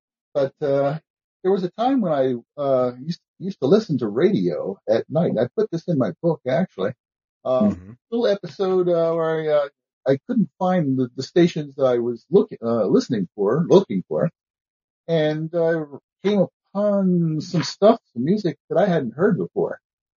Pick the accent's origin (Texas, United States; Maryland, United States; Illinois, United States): Maryland, United States; Baltimore; I'm originally from Baltimore. Not pronounced that way in Baltimore, of course